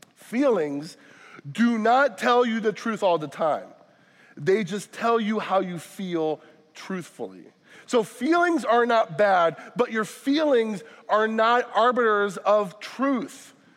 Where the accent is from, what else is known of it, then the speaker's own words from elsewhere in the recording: Florida, United States; now in Wisconsin, United States; I'm not from Wisconsin. I say this often. I'm from Florida